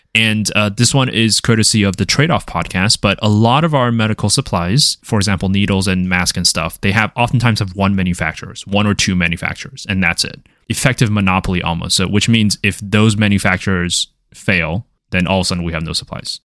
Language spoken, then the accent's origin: English; Taiwan; moved away; I'm from Taiwan